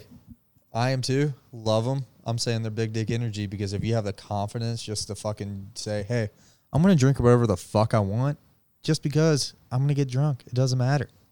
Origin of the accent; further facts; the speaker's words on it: Georgia, United States; I'm from Georgia